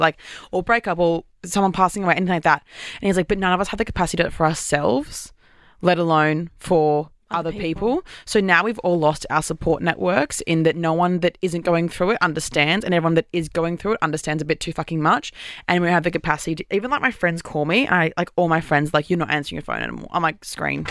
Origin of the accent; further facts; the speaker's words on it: Queensland, Australia; now in Sydney, Australia; I'm from Queensland